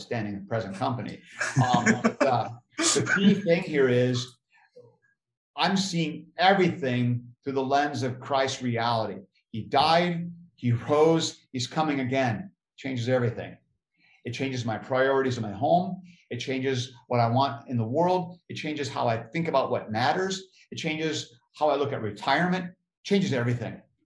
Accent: United States; being an American

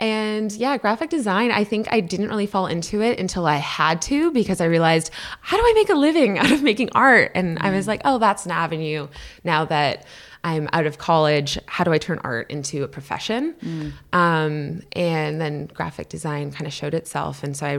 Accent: Minnesota, United States; also born or lived in Canada; And then we moved to the United States kind of late elementary years. And I grew up in Minnesota before I came to.

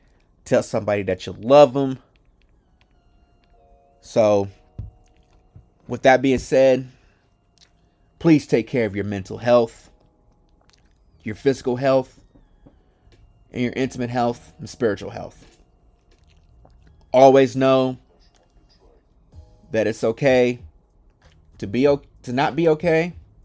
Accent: Midwest, United States; It's crazy because growing up a Lakers fan in the Midwest was different.

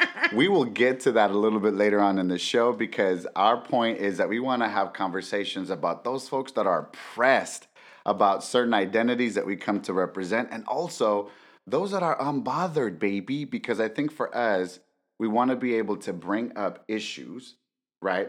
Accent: Los Angeles, California, United States; as a brown, undocumented man growing up

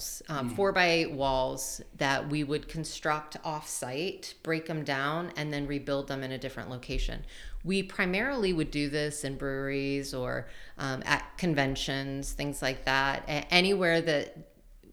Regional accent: Montgomery County, Maryland, United States; moved away as an adult; now in Richmond, United States; I grew up right outside D.C. In Montgomery County, Maryland

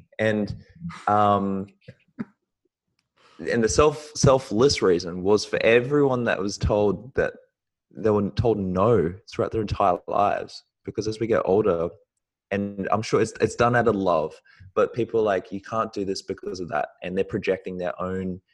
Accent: New Zealand; now in Australia; I was born in New Zealand and I moved to Australia

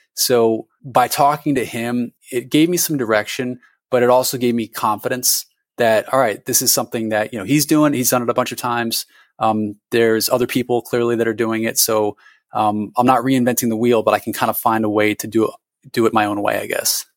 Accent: Connecticut, United States; moved away as an adult; also born or lived in Vermont; Connecticut where I had, you know, gone to high school

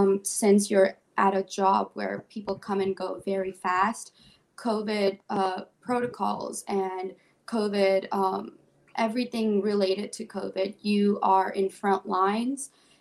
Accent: New Jersey, United States; now in Detroit, United States; I'm not originally from Detroit. I moved here from New Jersey. And when I came to Detroit, it was because of the culture and the art.

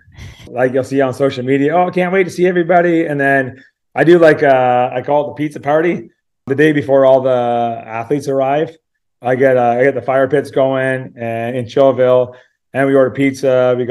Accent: Canmore, Alberta, Canada; You're like, I'm from Orangeville. Where are you from? I'm from Canmore.

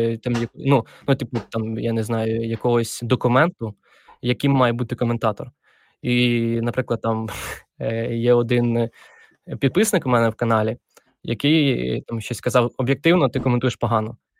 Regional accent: Dnipropetrovsk Oblast, Ukraine; Я народився в Вінницькій області, а потім переїхали ми з батьками в Дніпропетровську

